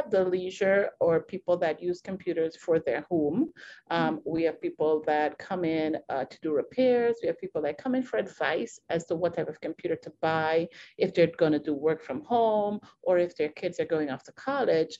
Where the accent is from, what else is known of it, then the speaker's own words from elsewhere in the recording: Trinidad & Tobago; moved away as an adult; now in United States; We're originally from Trinidad and Tobago